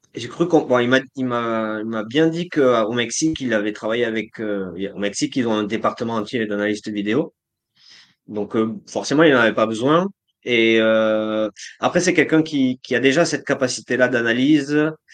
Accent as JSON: {"language": "French", "country": "France", "moved": "yes", "lives_now": "Colombia", "said": "en tant que Français"}